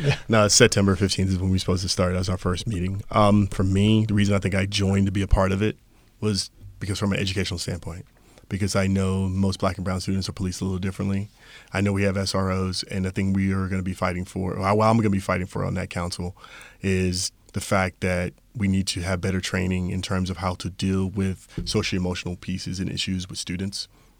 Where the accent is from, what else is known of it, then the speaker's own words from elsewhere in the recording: North Carolina, United States; Some people would say other things, especially where I grew up in North Carolina.